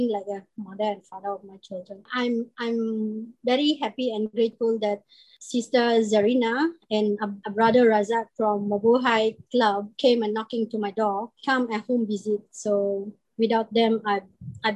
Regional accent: Philippines; moved away as an adult; now in Singapore; I'm from Philippines, and I've been living in Singapore for like 20 years

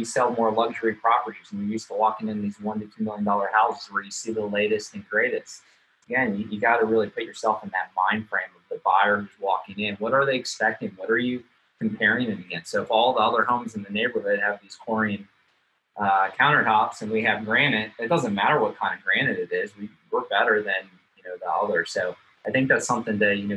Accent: Manassas, Virginia, United States; I'm from Manassas.

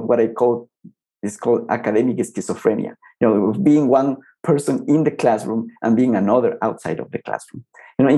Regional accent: Ecuador; moved away as an adult; also born or lived in Colombia; I started teaching back in my home country, Ecuador

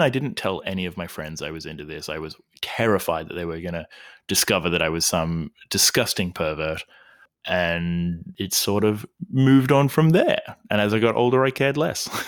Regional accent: Albury, New South Wales, Australia; now in Melbourne, Australia; I'm originally from Albury, Wodonga, Australia

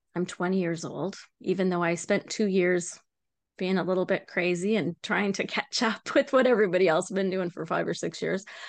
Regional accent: Vancouver Island, British Columbia, Canada; moved away as an adult; now in New Brunswick, Canada; I grew up in Canada. on a place called Vancouver Island

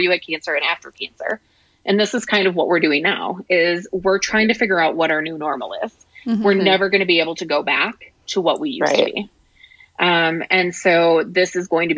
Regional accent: La Crosse, Wisconsin, United States; moved away; my hometown in La Crosse

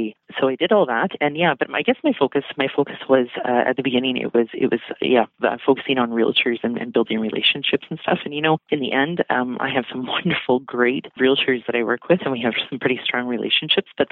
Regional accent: Vancouver, British Columbia, Canada; also born or lived in Nelson, British Columbia; now in Grande Prairie, Canada; I'm originally from Vancouver, born and raised there, and lived a little bit in Nelson too

